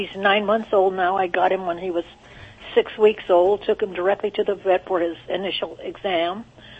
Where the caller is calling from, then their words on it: Nipomo, California, United States; I'm calling from Napomo, California.